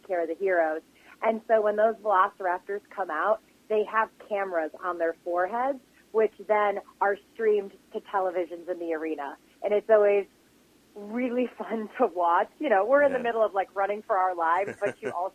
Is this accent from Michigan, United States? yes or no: yes; Michigan, United States; I come from Michigan.